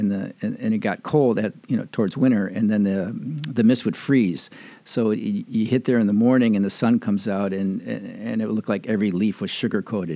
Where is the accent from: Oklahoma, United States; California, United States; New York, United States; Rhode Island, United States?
New York, United States; Niagara Falls; moved away; I'm from Niagara Falls, New York. That's where I grew up. I didn't have any choice. That's where my parents lived.